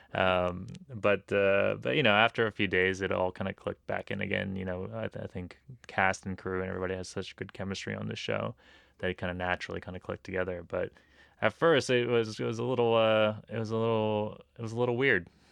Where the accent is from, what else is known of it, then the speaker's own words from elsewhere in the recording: Los Angeles, California, United States; a Japanese kid who grew up in L